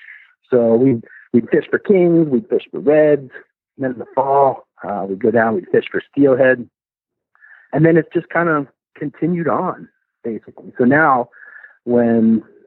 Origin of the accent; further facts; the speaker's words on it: Midwest, United States; moved away as an adult; also born or lived in Alaska / Washington, District of Columbia, United States; now in Homer, United States; I grew up in the Midwest